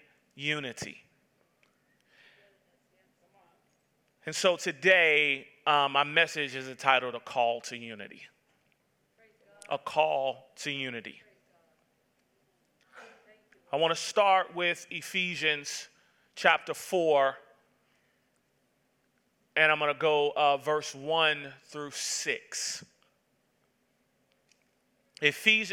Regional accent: Atlanta, Georgia, United States; I was born and raised in Atlanta, Georgia

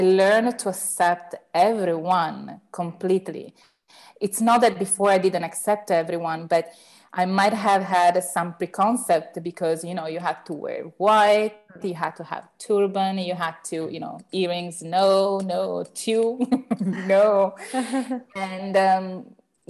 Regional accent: Turin, Piedmont, Italy; here in Turin, in my hometown in mm-hmm. Italy

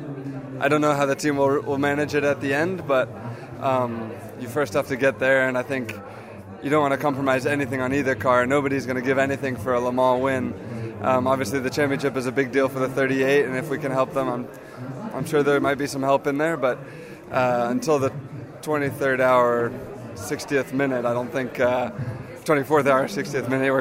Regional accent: United States; an American who races full time in a different championship

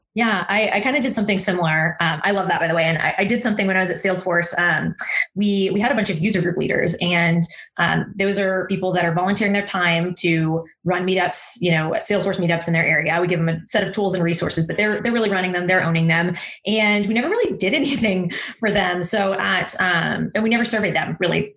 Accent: Texas, United States; also born or lived in Austin, Texas; I'm a Texan

